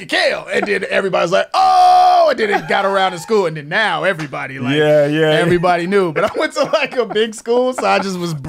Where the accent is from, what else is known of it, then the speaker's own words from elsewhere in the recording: Chicago, Illinois, United States; growing up on the South Side